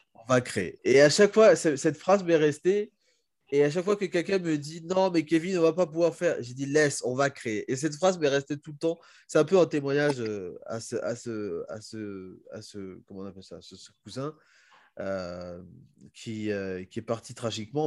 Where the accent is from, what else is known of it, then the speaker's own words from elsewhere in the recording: Republic of the Congo; moved away; also born or lived in South Africa; quand on se présente pour dire qu'on vient du Congo